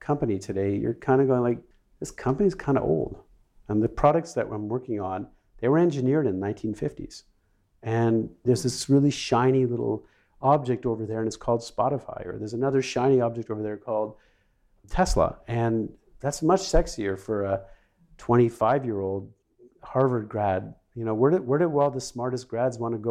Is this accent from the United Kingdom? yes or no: no; Canada; moved away as an adult; also born or lived in Sweden; I grew up in Canada, and I moved to Sweden in the 1980s, mid-80s.